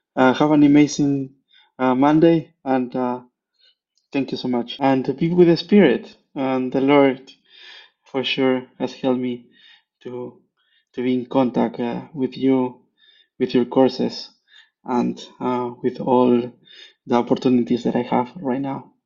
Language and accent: English; Peru; now in Switzerland; I'm originally from Peru, but I live in Switzerland